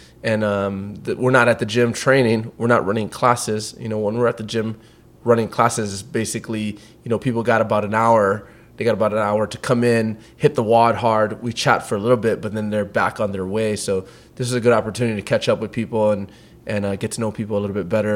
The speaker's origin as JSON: {"language": "English", "town": "Waimea", "region": "Hawaii", "country": "United States", "tie": "born or raised there", "also_born_or_lived": "Los Angeles", "moved": "yes", "lives_now": "Texas, United States", "said": "I grew up in Waimea on the Big Island of Hawaii."}